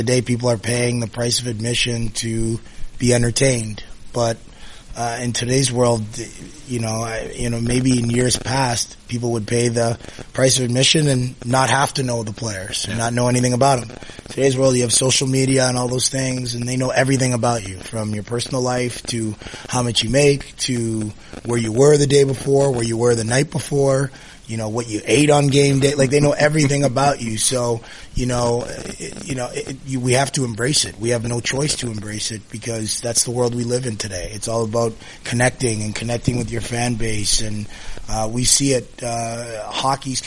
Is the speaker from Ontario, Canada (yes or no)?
yes; Toronto, Ontario, Canada; growing up in Toronto